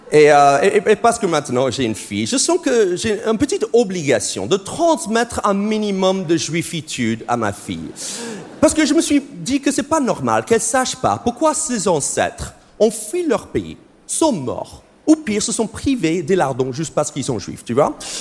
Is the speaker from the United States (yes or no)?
yes; United States; accent: American; French is a second language; moved away; C'est mon vrai accent, c'est parce que je suis américain